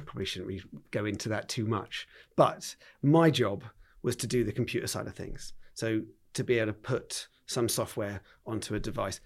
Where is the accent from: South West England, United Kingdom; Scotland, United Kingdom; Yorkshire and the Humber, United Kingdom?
South West England, United Kingdom; Wimborne; I've been a Dorset lad all the way through. Um, went to QE um, in Wimborne